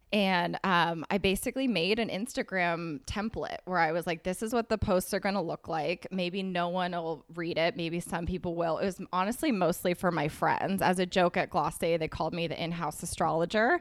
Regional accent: Berkeley, California, United States; moved away as an adult; also born or lived in New York City; I'm from California, from Berkeley, and I moved to New York City the day after I graduated

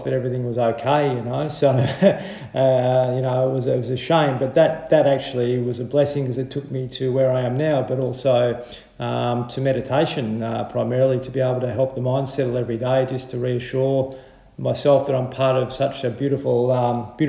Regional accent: Horsham, Victoria, Australia; I grew up in Horsham

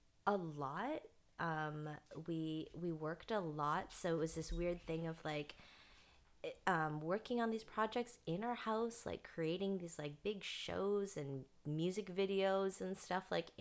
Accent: Canada; moved away; I'm from Canada.

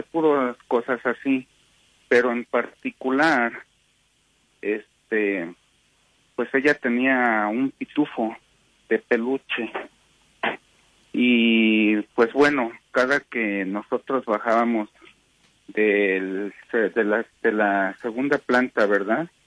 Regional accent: Mexico; now in Salt Lake City, United States; esto pasó allá en México. Este, bueno, alrededor del principios de los años 80, que yo era un niño apenas. Entonces, este, resulta que yo vivía en la casa de mi abuela

